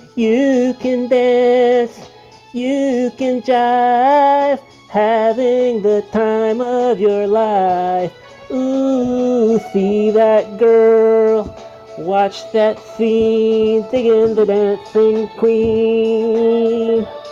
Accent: Toronto, Ontario, Canada; also born or lived in Sudbury; I'm from Toronto

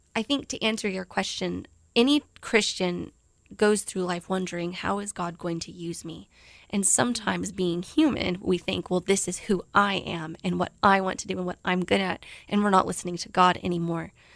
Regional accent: South Texas, United States; moved away as an adult; also born or lived in Japan; my, you know, South Texas home

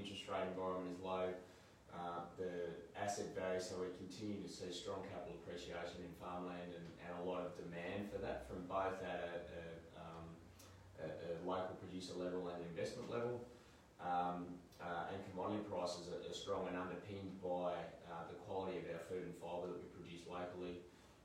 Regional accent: Australia; also born or lived in Sydney; I grew up in Cookal

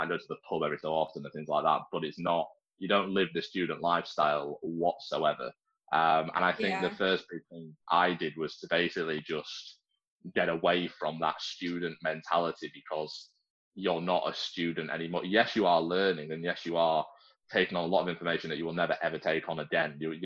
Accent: Yorkshire and the Humber, United Kingdom; now in Liverpool, United Kingdom; I live in Liverpool. I was born in Yorkshire

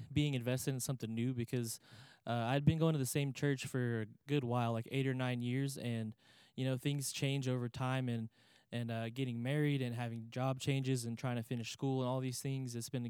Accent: New Home, Texas, United States; Yes, sir.

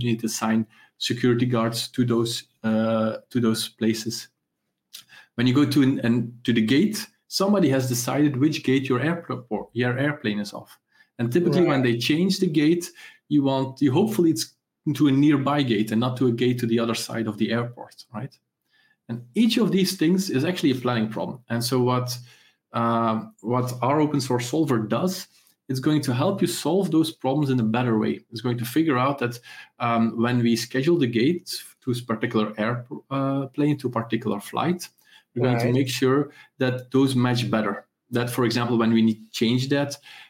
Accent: Ghent, Flanders, Belgium; I come from Ghent, from Belgium

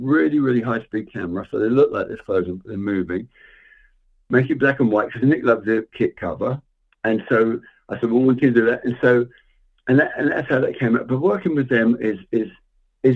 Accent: England, United Kingdom; I grew up in England

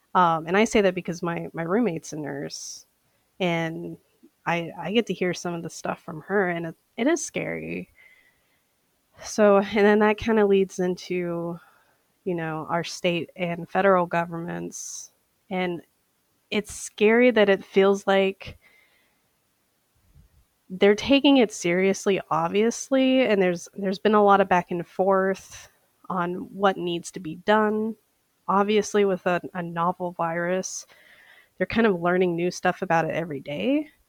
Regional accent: St. Paul, Minnesota, United States; I am an eyewear specialist, and I am from St. Paul, Minnesota.

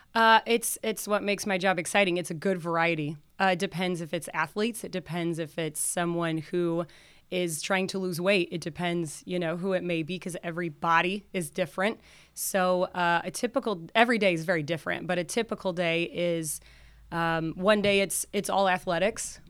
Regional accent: South Bend, Indiana, United States; also born or lived in Denver; I was born in South Bend, grew up in South Bend

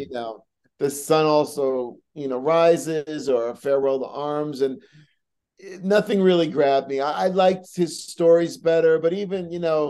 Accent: Long Island, New York, United States; growing up on Long Island

